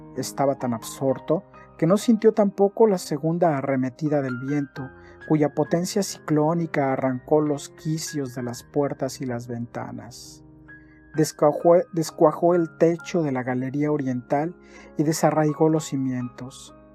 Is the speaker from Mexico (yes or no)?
yes; Mexico; also born or lived in Cancún, Quintana Roo; soy mexicano, tengo 41 años y vivo en la ciudad de Cancún